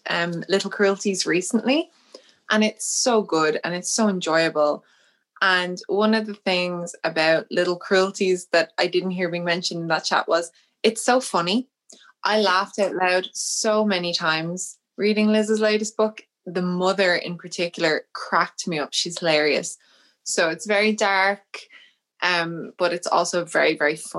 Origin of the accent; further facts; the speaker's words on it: Dublin, Leinster, Ireland; I'm from Dublin. I grew up quite near the city centre, and I'm completely in love with Dublin